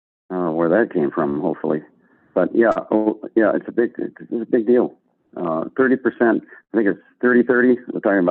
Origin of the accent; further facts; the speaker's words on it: Lima, Ohio, United States; moved away; also born or lived in California; I'm playing a show in my hometown in Lima, Ohio in August